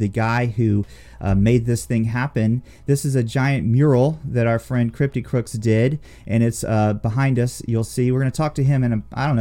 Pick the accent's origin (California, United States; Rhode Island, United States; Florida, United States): Florida, United States; When I was a young kid and growing up in Florida, as I did